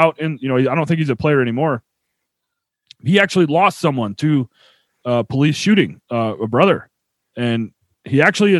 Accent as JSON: {"language": "English", "town": "Buffalo", "region": "New York", "country": "United States", "tie": "born or raised there", "also_born_or_lived": "Nashville, Tennessee", "said": "Born in Nashville and I was raised in Buffalo."}